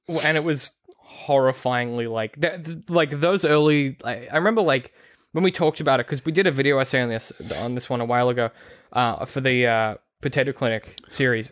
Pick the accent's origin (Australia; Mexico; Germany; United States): Australia; growing up in Australia, like, we're on the coast here